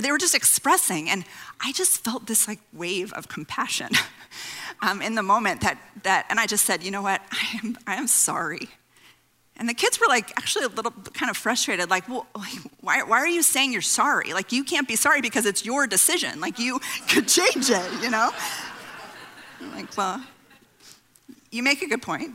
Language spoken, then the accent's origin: English; California, United States; I grew up on the West Coast in California